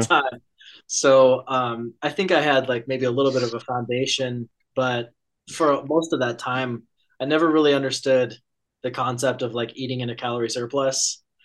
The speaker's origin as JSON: {"language": "English", "town": "Conifer", "region": "Colorado", "country": "United States", "moved": "yes", "lives_now": "Eugene, United States", "said": "I'm from Conifer, Colorado"}